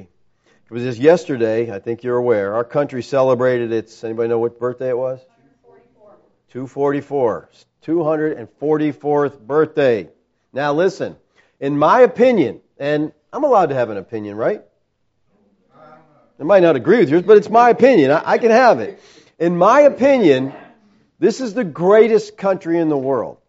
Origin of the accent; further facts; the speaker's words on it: United States; I'm a Christian first and an American second